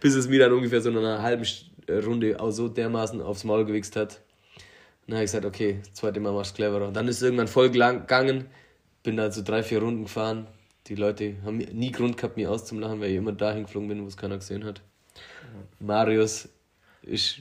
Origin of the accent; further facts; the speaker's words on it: Allgäu, Germany; bei uns in Allgäu